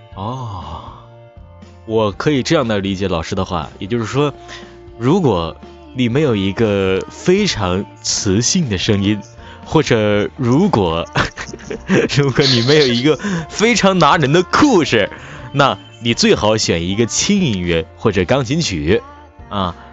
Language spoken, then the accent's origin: Chinese; near Shenyang, Liaoning, China; accent: Northeastern (Dongbei), no distinction of flat and retroflex sibilants; 我是东北人，尤其是辽宁这边的，呃，挨得沈阳，就是，所以说，说话呢，就是根本不分平翘舌